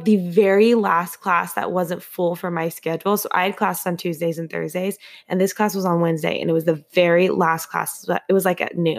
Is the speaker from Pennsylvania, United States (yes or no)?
no; Arizona, United States; moved away as an adult; now in Boston, United States; we're both born and raised in Arizona